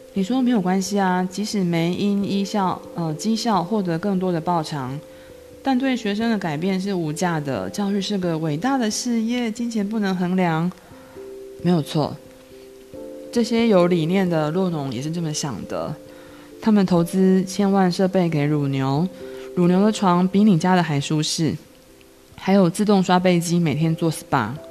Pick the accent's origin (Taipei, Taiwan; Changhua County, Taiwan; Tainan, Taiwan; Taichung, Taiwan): Changhua County, Taiwan; 我是彰化人